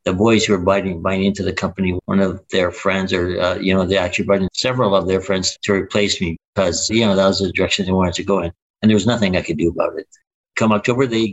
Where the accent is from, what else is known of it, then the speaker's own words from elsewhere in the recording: Winnipeg, Manitoba, Canada; also born or lived in Vancouver; I was born in Winnipeg, and I only spent 4 years outside of Winnipeg when I moved to Vancouver in the late 80s, early 90s